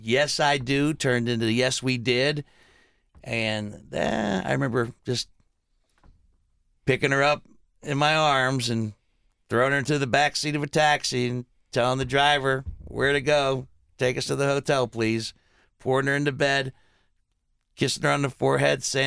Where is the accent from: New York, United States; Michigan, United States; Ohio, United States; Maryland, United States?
Ohio, United States; the Ohio Valley, United States; I grew up in the Valley, where if you were 18, you could cross the river and go to West Virginia